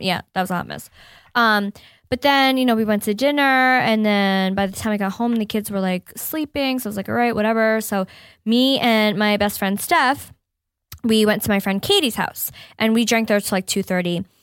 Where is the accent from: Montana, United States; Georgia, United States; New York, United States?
New York, United States; upstate; moved away; my mom still lives, um, in my hometown, upstate New York